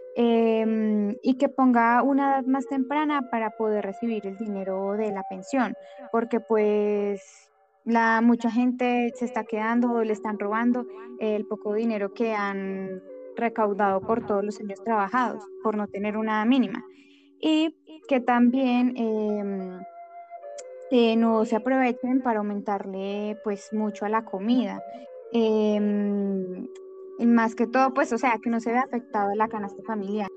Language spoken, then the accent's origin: Spanish; Colombia; nosotros como colombianos